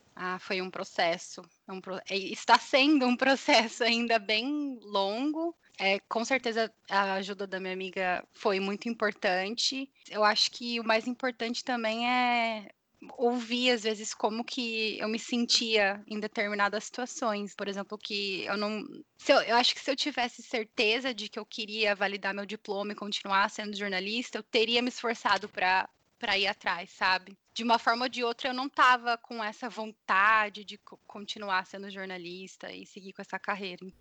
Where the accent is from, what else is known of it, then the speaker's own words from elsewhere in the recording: Brazil; moved away as an adult; also born or lived in California; now in San Jose, United States; eu saí do Brasil. Eu trabalhava em uma emissora de televisão. Eu me formei em jornalismo lá